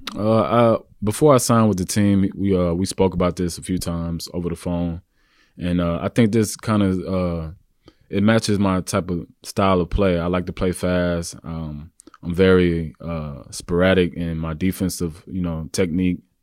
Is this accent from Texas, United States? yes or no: yes; Houston, Texas, United States; moved away as an adult; also born or lived in Kansas / New York; I'm originally from Houston, Texas, uh, born and raised